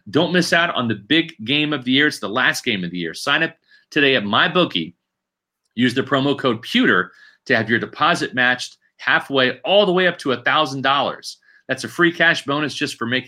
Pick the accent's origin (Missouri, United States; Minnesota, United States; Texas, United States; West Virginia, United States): Missouri, United States; Chiefs territory; moved away; I grew up in Chiefs territory. I was there at Arrowhead as a young kid